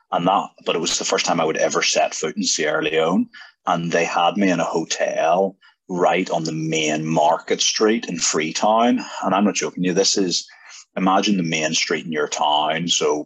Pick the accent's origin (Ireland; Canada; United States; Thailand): Ireland; as a young guy growing up in Ireland